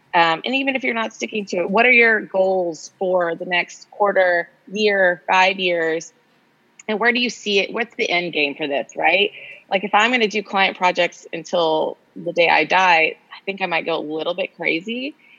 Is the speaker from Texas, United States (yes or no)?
yes; Austin, Texas, United States; moved away as an adult; also born or lived in Los Angeles; now in Austin, United States; I grew up in Austin